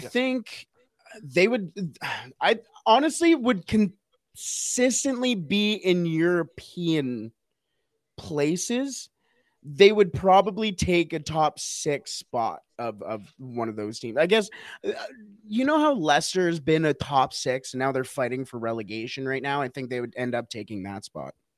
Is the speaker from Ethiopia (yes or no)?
no; Canada; as a Canadian